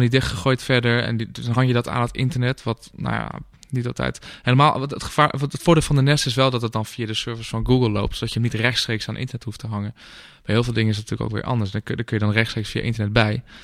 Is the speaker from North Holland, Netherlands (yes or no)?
yes; Amsterdam, North Holland, Netherlands; als Amsterdammer